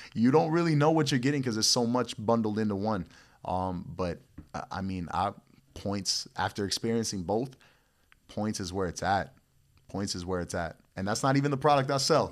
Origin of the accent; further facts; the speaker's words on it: Florida, United States; also born or lived in Puerto Rico; I was born in Puerto Rico, raised out here in Florida